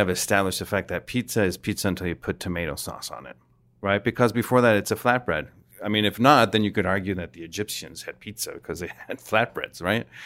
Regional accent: Mexico; I'm from Mexico.

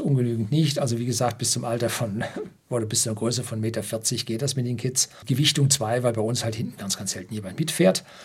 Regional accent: Oberammergau, Bavaria, Germany; bei uns in Oberammergau

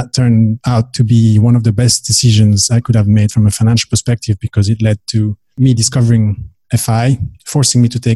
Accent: Belgium; moved away as an adult; also born or lived in Dubai; I am from Belgium originally.

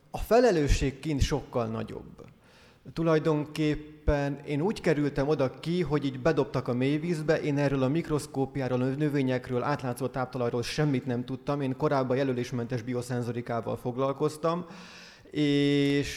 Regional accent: Hungary; moved away as an adult; now in Scotland, United Kingdom; Én meg magyar vagyok

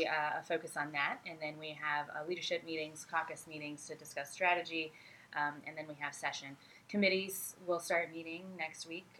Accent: Fordland, Missouri, United States; I grew up in Fordland, went to Rogersville Schools.

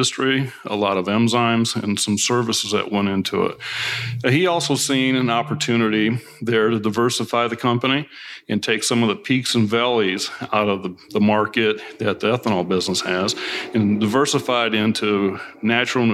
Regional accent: Gary, Indiana, United States; moved away; also born or lived in Des Moines, Iowa / Urbandale, Iowa / Chicago / Kentucky; I grew up in Northwest Indiana. I was born in Gary. Lived 6 years in Des Moines, Iowa, Urbandale, Iowa, just outside of Des Moines

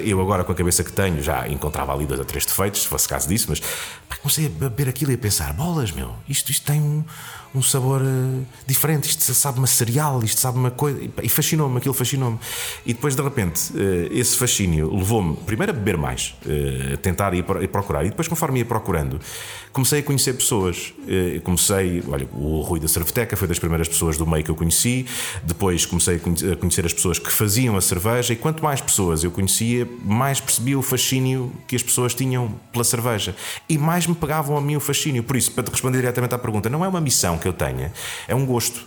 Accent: Castelo Branco, Centro, Portugal; eu sou de Castelo Branco

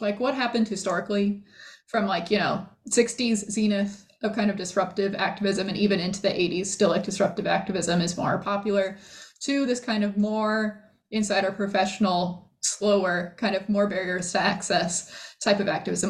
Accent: Davis, California, United States; I, I, uh, grew up in Davis, then I went to UC Santa Cruz

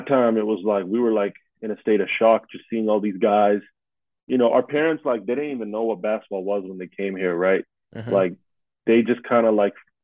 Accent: Vancouver, British Columbia, Canada; I'm born and raised in Vancouver, Canada.

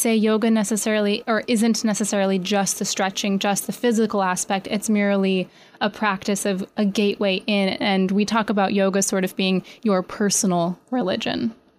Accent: New York, United States; And as a beginner, sometimes getting, especially as a New Yorker, laying on your mat is one of the most difficult things you could possibly do.

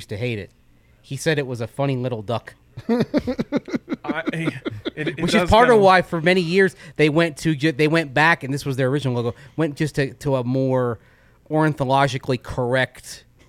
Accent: United Kingdom; Remember, I'm British, so

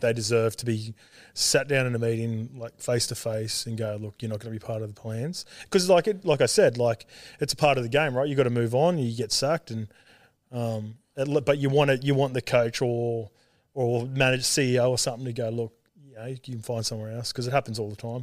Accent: Sydney, New South Wales, Australia; also born or lived in Auckland, New Zealand / Salford, England; when I was three, we moved back to Australia and we, I grew up in, like, Western Sydney out Saint Clair Way near Penrith

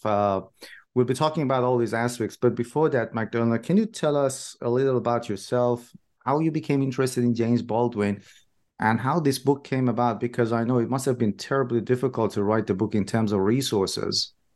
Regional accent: Iran; moved away; I'm originally from Iran myself

